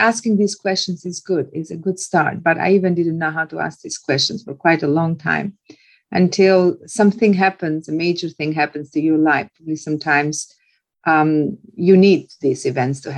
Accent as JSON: {"language": "English", "country": "Albania", "tie": "born or raised there", "also_born_or_lived": "Tirana", "moved": "yes", "said": "So I managed to take myself out of that village to a little town, and then from a little town to a bigger city. And I ended up in the capital city of my home country, Albania"}